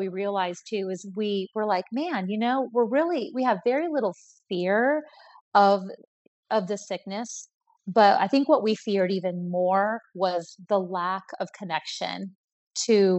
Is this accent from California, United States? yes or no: no; Colorado, United States; I was born in Colorado